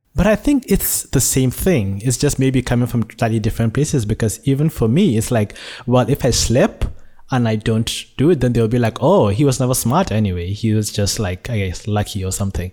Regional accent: Nigeria; born or raised there; now in Malaysia

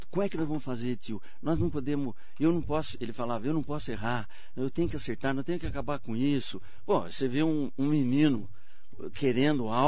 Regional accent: Mogi das Cruzes, São Paulo, Brazil; Sim, é, desde a infância. Ah. Eu sou de Mogi, nós nem falamos.

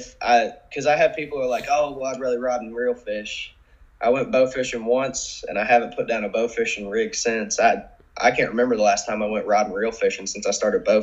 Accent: Crawford County, Indiana, United States; I'm actually from Crawford County, Indiana. It's a small county down in the northeastern side of Indiana. You know, not really much goes on here.

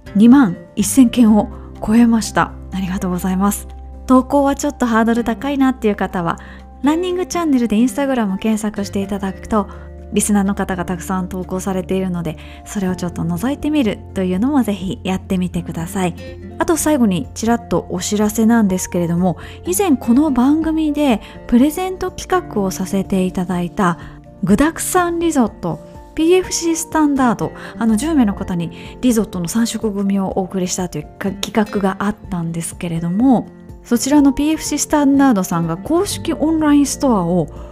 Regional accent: Japan; 我々日本人

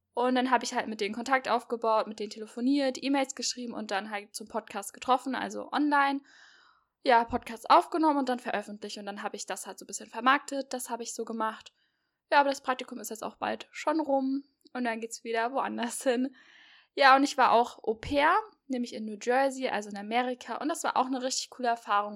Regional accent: near Marburg, Hesse, Germany; Ja, und ich komme aus Hessen. Genauer gesagt komme ich aus der Nähe von Marburg

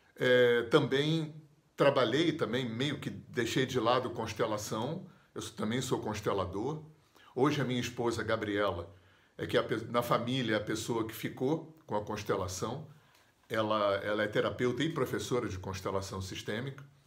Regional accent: Rio de Janeiro, Brazil; moved away as an adult; also born or lived in Visconde de Mauá; eu sou do Rio de Janeiro

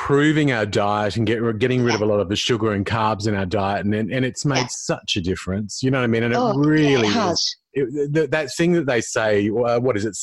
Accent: Sydney, New South Wales, Australia; moved away as an adult; now in Adelaide, Australia; I live in Adelaide now, but I'm from Sydney

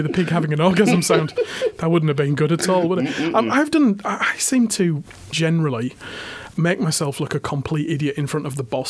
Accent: Hull, Yorkshire and the Humber, United Kingdom; moved away as an adult; This was back in Hull, my hometown.

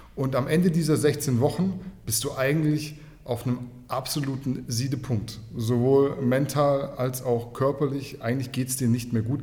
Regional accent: Kornwestheim, Baden-Württemberg, Germany; ich komme aus dem schönen Kornwestheim

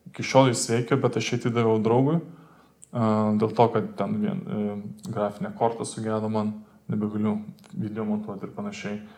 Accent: Lithuania; mes lietuviai

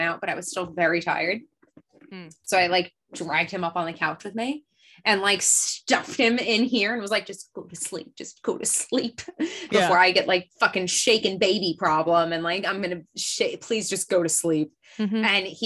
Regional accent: New Jersey, United States; accent: New Jersey; even if I try to lie about where we live, like, you can just hear my accent.

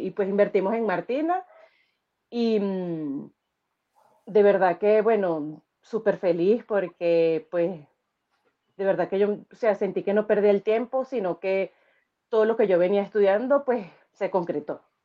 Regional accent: Venezuela; moved away as an adult; now in Chile; soy venezolana

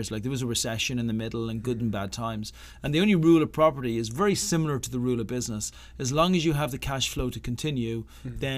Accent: Ireland; moved away as an adult; also born or lived in Boston / Chicago / New York / San Diego; now in Santa Monica, United States; I'm Irish. Irish. I'm Irish. Yeah. Uh, I left Ireland 20 odd years ago, and I have been traveling ever since.

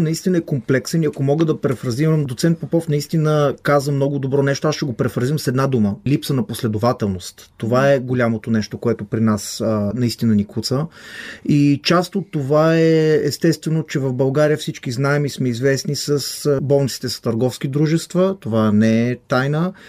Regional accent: Israel; moved away as an adult; now in Bulgaria; Израснал съм в Израел

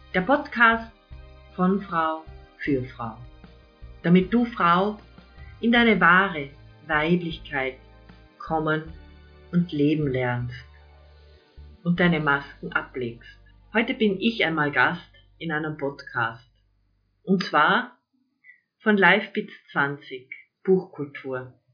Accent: near Lake Wörthersee, Carinthia, Austria; also born or lived in Villach; Ich bin gebürtige Kärntnerin, aufgewachsen in der Nähe vom schönen Wörthersee

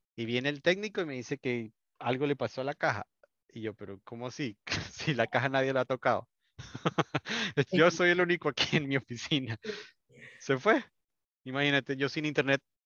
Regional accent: Colombia; yo digo chévere, soy colombiano

